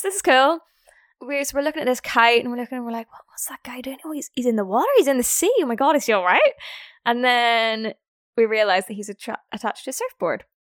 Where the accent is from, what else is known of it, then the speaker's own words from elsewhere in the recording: Belfast, Northern Ireland, United Kingdom; moved away; I am from Ireland. I'm from Belfast, so the north part of Ireland.